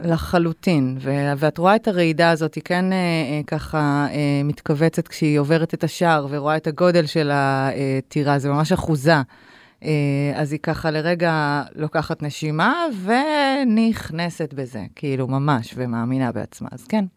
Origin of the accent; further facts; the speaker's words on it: Haifa, Haifa District, Israel; אני גדלתי בחיפה של שנות ה-70 המאוחרות, 80 מוקדמות